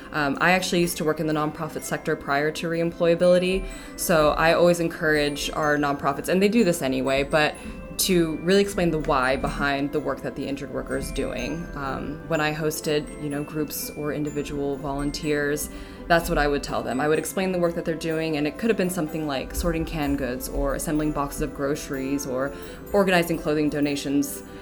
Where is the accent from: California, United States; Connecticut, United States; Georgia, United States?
California, United States; Ventura County; moved away; I'm actually originally from Ventura County, California